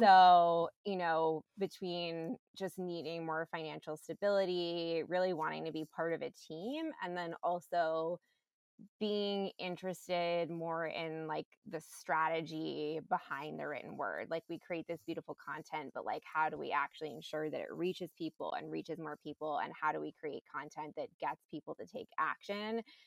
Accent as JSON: {"language": "English", "region": "New York", "country": "United States", "tie": "born or raised there", "said": "I grew up in New York. I went to performing arts high school"}